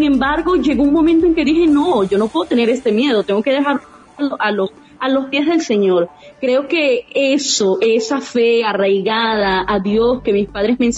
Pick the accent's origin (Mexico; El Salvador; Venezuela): Venezuela; now in Brazil; Extraño ese sentir de familia, que tú estás en Trujillo, otro en Caracas, y gritar, oye, somos venezolanos.